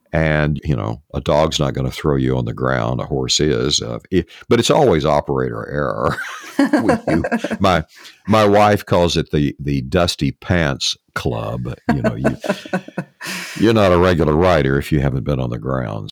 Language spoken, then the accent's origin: English; East Texas, United States; I grew up in East Texas